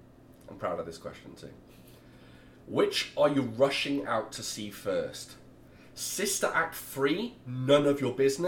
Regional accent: United Kingdom; I am British.

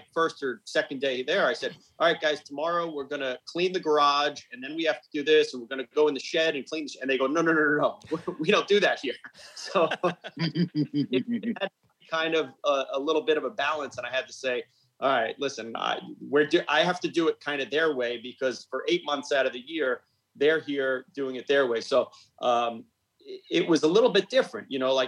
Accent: Smithtown, New York, United States; I was born and raised on Long Island in Smithtown

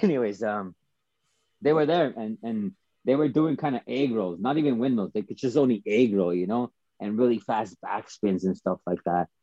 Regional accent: Calgary, Alberta, Canada; originally, I started breaking in Calgary

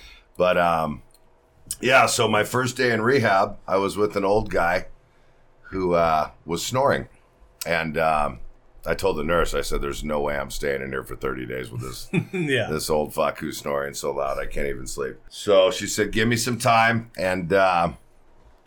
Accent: El Segundo, California, United States; now in Arizona, United States; growing up in SoCal, where I grew up, El Segundo

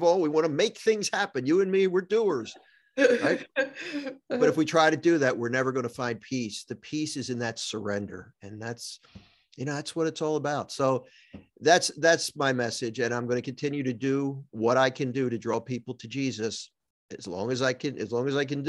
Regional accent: Philadelphia, Pennsylvania, United States; now in New Jersey, United States; I live in New Jersey, but I grew up in Philadelphia, Pennsylvania

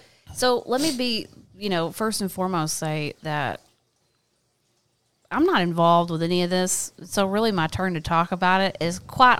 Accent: California, United States; And I talked about growing up in California.

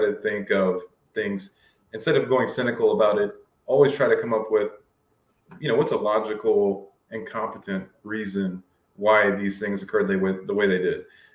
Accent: United States; as an American

